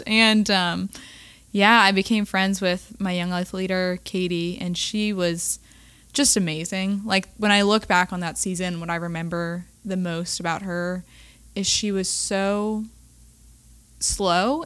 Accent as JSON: {"language": "English", "town": "Raleigh", "region": "North Carolina", "country": "United States", "tie": "born or raised there", "said": "I'm originally from Raleigh, born and raised"}